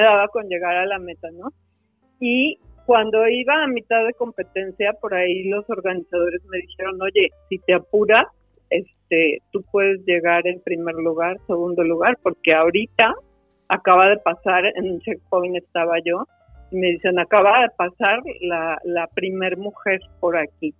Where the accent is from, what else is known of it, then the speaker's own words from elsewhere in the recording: Guadalajara, Jalisco, Mexico; Yo soy de Guadalajara. Guadalajara, Jalisco la tierra de los ojos tapatíos